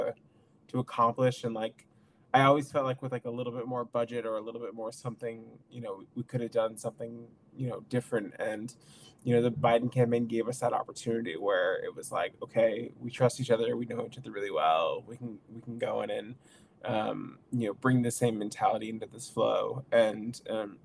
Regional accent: Maine, United States; I grew up in Maine, like deep in the woods

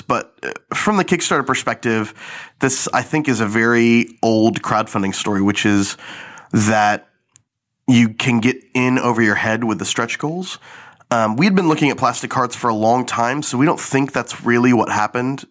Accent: Garland, Texas, United States; I grew up in Garland, Texas, a small suburb of Dallas

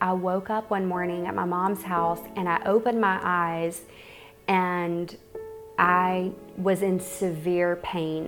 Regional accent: North Carolina, United States; I grew up in North Carolina

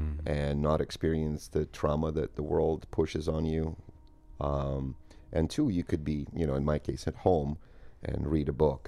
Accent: Moscow, Russia; also born or lived in Ukraine; So I grew up in Soviet Union, in between Moscow and a small town in Ukraine

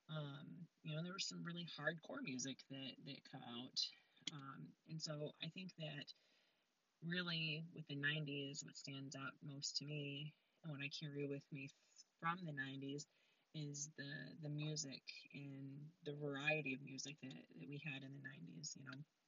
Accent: Flushing, Michigan, United States; also born or lived in Frankenmuth, Michigan / Vassar, Michigan; I lived there until first grade, and then we moved to Flushing, and I've lived in Flushing the rest of the time. So I moved here first grade. I graduated from high school here in Flushing

